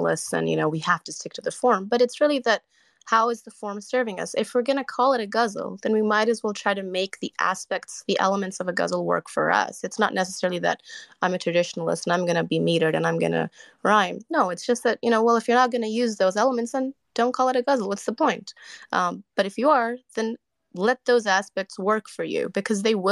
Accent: Canada; I'm Canadian

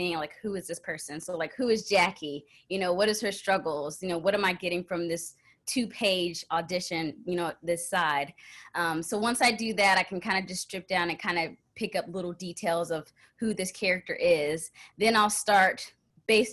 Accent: Texas, United States; moved away as an adult; also born or lived in Minnesota; now in Los Angeles, United States; I'm originally from Texas, so I've spent my whole life growing up in Texas

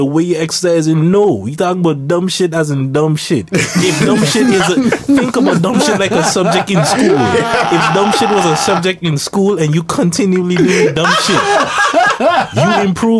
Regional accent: Sint Maarten; born or raised there; now in Netherlands

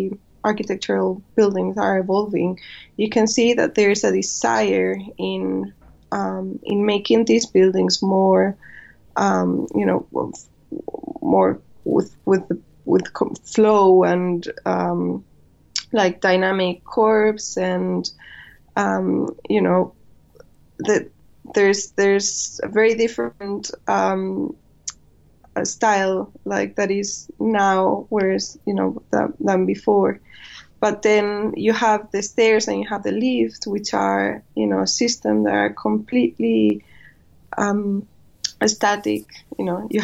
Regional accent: Spain; moved away as an adult; also born or lived in Madrid / China; now in London, United Kingdom; I come from Spain.

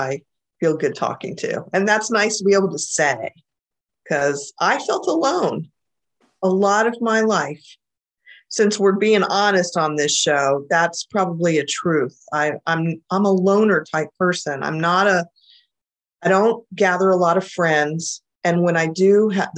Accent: Central Florida, United States; my family moved to Florida, and I grew up in Florida, in Central Florida, actually

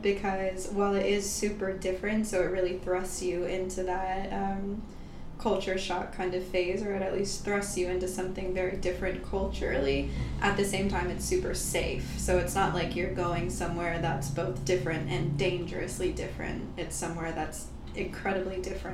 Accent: Easton, Pennsylvania, United States; moved away as an adult; also born or lived in Japan; now in Bali, Indonesia; Born and raised in Easton, Pennsylvania, in the Lehigh Valley, just a little bit north of Philadelphia

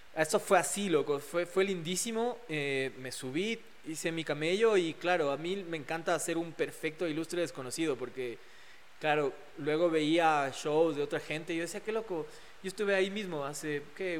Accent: Ecuador; mi barrio fue increíble, crecí en la Carolina, con un montón de pelados

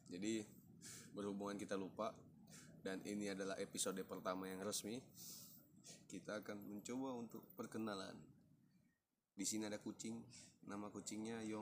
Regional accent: Medan, North Sumatra, Indonesia; ya asal asal dari Medan lahir di Medan

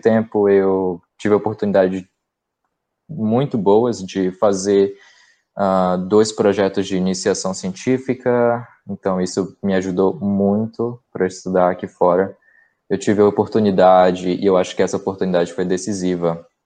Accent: Castanhal, Pará, Brazil; moved away as an adult; now in Vancouver, Canada; E eu fiz numa cidade vizinha, num campus menor, chamado uh, Castanhal, na é minha cidade natal.

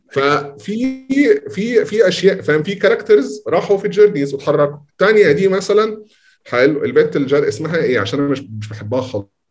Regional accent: Egypt; عندنا في مصر

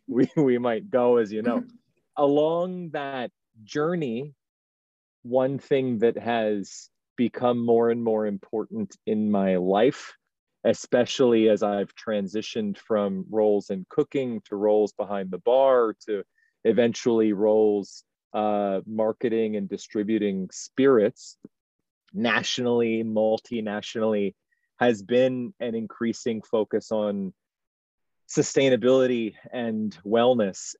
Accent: Baltimore, Maryland, United States; moved away as an adult; also born or lived in New York City / Seoul; now in Shanghai, China; starting as a dishwasher growing up in Baltimore

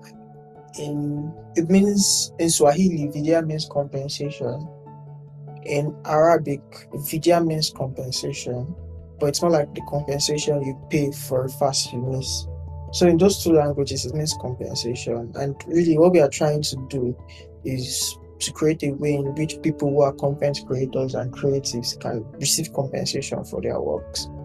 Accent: Lagos, Nigeria; I'm from Lagos State.

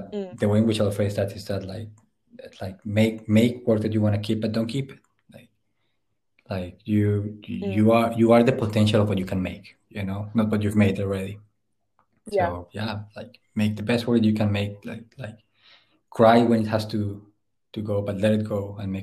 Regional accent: Puerto Boyacá, Boyacá, Colombia; moved away as an adult; also born or lived in London / Berlin; now in Glasgow, United Kingdom; I grew up in Puerto Boyacá, which is infamous for the cartel wars and like the civil war

